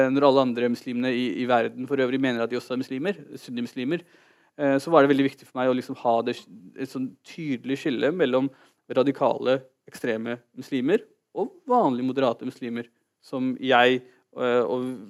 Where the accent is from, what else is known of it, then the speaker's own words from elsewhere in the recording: Oslo, Norway; also born or lived in Holmlia, Oslo; Jeg er født og oppvokst i Oslo.